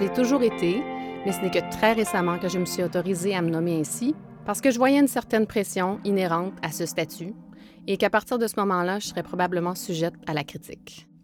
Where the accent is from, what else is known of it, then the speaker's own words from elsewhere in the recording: Quebec, Canada; moved away as an adult; now in Montreal, Canada; je suis originaire du Saguenay-Lac-Saint-Jean et montréalaise d'adoption depuis près de 27 ans